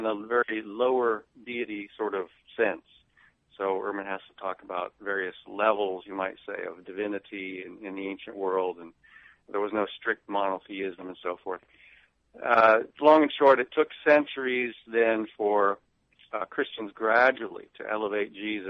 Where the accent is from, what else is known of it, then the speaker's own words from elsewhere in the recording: Nebraska, United States; I grew up in Nebraska